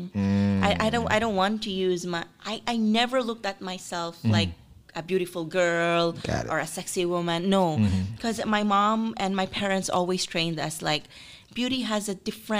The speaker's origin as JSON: {"language": "English", "country": "Philippines", "tie": "born or raised there", "also_born_or_lived": "Paris", "said": "I grew up in the Philippines"}